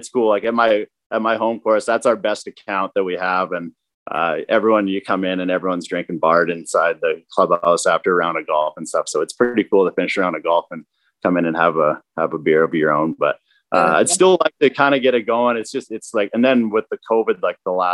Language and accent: English; Weyburn, Saskatchewan, Canada; I'm from Weyburn, Saskatchewan